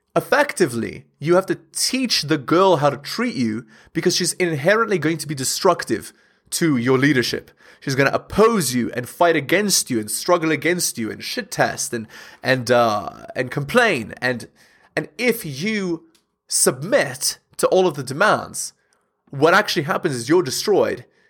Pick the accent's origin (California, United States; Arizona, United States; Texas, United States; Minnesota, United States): California, United States; Southern; I grew up in Southern California